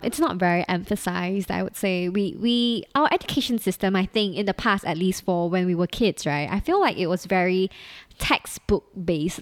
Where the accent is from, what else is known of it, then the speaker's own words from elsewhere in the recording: Singapore; as a half Filipino myself, I was born and bred in Singapore